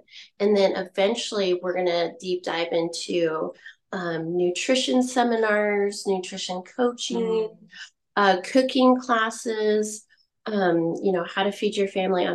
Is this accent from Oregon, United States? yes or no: yes; La Grande, Oregon, United States; also born or lived in Mississippi; I was born in La Grande